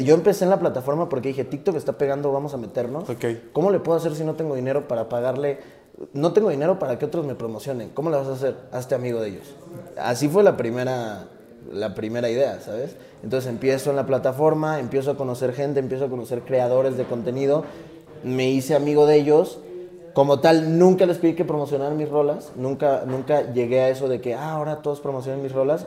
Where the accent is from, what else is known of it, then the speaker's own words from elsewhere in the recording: Tabasco, Mexico; now in Mexico City, Mexico; Yo no soy de aquí, de la Ciudad de México. Yo soy de Tabasco